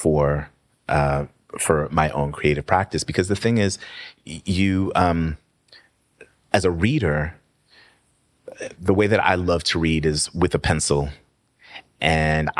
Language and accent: English; New York City, New York, United States; moved away as an adult; also born or lived in Atlanta / Oakland; now in Washington, D.C., United States; I was born and raised in Queens